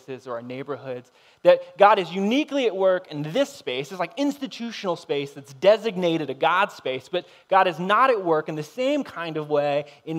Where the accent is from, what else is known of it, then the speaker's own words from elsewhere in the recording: United States; we're American